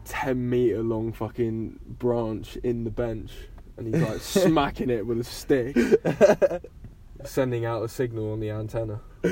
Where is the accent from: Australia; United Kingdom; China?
United Kingdom; Steyning, South East England; I was blessed growing up in Stonington.